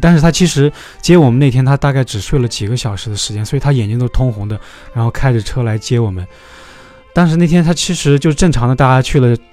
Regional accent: Xinjiang, China; 我是土生土长的新疆，就是爷爷的爷爷都是在这块土地上生长的

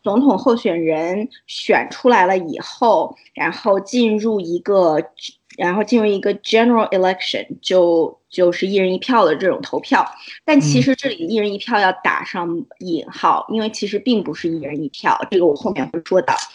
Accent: China; moved away; 我们中国人

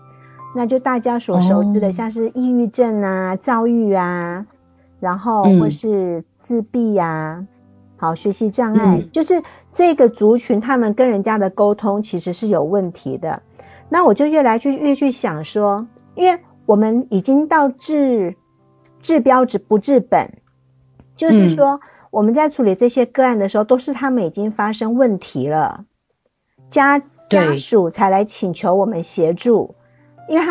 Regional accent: Taiwan; 我是来自台湾的小姐姐

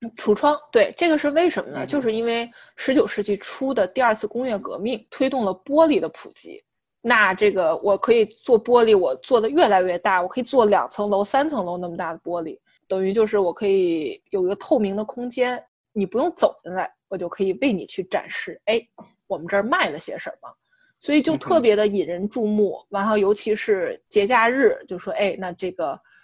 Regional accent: Beijing, China; now in New York, United States; 一个生活在纽约的北京大妞

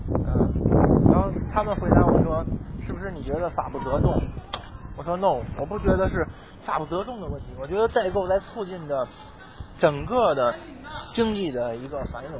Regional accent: China; 我们中国人

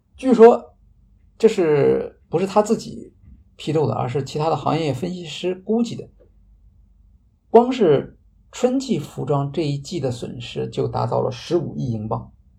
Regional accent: China; 我们中国人

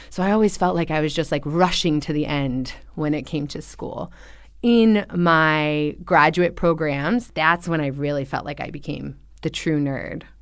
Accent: California, United States; Because I'm originally from Southern California.

